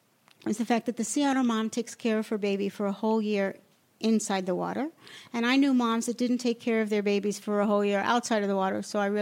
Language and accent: English; Long Island, New York, United States; moved away as an adult; also born or lived in Alaska; now in Safed, Israel; I grew up in New York. I grew up in Long Island. I was a twin. My parents were conservadoxim.